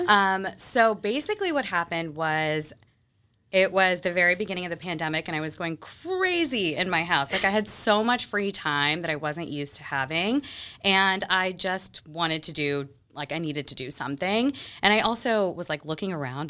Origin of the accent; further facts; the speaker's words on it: Texas, United States; moved away as an adult; also born or lived in Mississippi; now in Boston, United States; I moved to Texas when I was, I think, five or six, and I grew up there